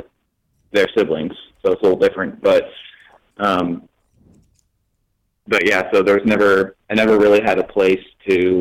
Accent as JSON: {"language": "English", "country": "Canada", "also_born_or_lived": "United States", "moved": "yes", "said": "I'm originally from Canada. That's where we lived before we actually got the bus."}